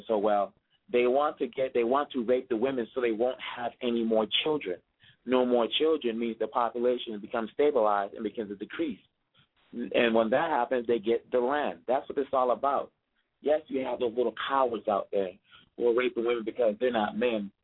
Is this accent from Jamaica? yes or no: no; DR Congo; moved away; I'm saying this as a Congolese, even though some people hear my accent and think I'm not from here, but yes, I'm from the Kinwa